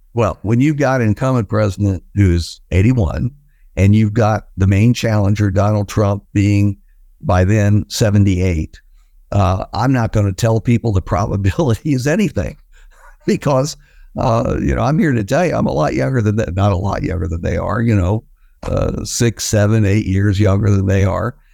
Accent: West Virginia, United States; I, of course, I grew up in West Virginia

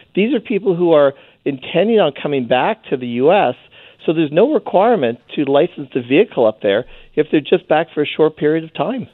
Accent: Canada; now in Blaine, United States; as a Canadian. I live in northern Washington state.

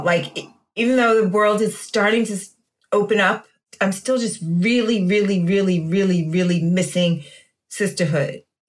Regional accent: Washington, District of Columbia, United States; I have my own stories about growing up in Chocolate City and being a Black girl that looked not Black with blonde hair

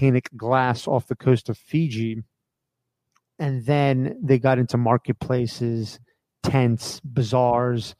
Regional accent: United States; I grew up in America

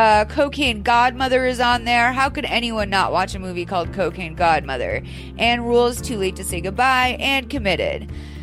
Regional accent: Lexington, Massachusetts, United States; moved away; I'm from Lexington, Massachusetts, home of the famous Midnight Ride of Paul Revere.

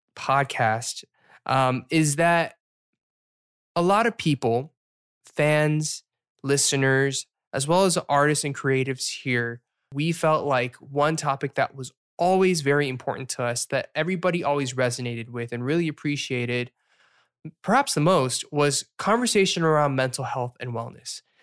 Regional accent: the South, United States; accent: Southern; when I'm here, my Southern accent comes out every once in a while

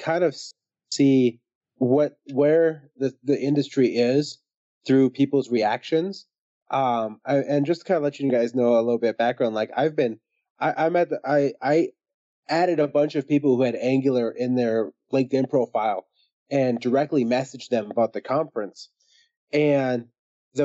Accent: Minneapolis, Minnesota, United States; I grew up in Minneapolis and my high school is 26% white

